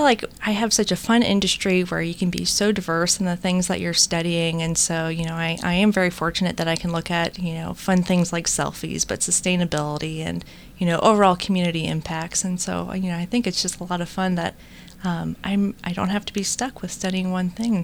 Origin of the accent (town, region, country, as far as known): United States